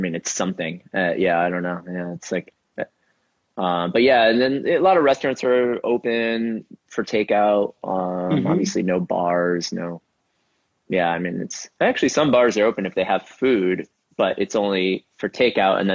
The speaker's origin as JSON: {"language": "English", "town": "Rochester", "region": "New York", "country": "United States", "tie": "born or raised there", "moved": "yes", "lives_now": "Brooklyn, United States", "said": "I grew up in Rochester, New York, which is a ways away"}